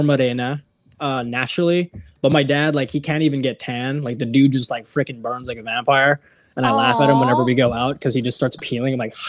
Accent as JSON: {"language": "English", "country": "Philippines", "said": "I just say I'm full Filipino."}